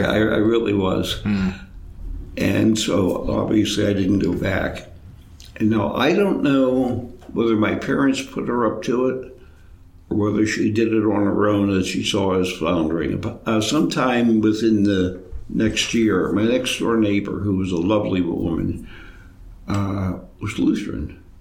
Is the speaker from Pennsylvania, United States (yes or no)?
yes; Altoona, Pennsylvania, United States; I was born in Altoona, Orthodox parents, Orthodox families. For reasons I don't know, I was baptized in Johnstown